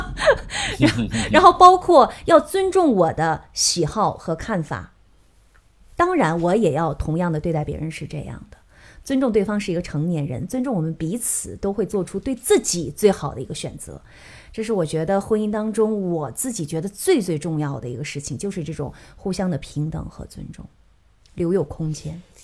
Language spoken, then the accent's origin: Chinese; Northeast China, China; 我们东北人